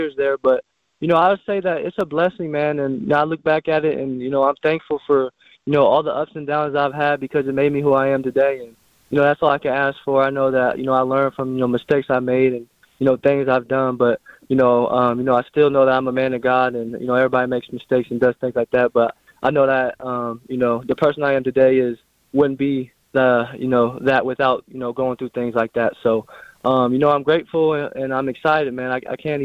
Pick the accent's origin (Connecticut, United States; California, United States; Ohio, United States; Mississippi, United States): Ohio, United States; Springfield; I'm from Springfield, Ohio